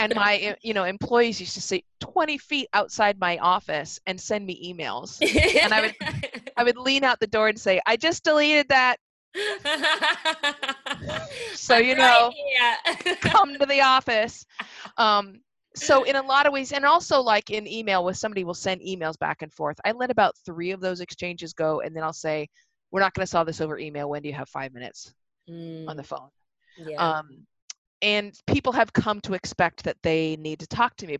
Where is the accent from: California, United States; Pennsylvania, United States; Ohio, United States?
California, United States; Los Angeles; now in Washington, D.C., United States; My hometown.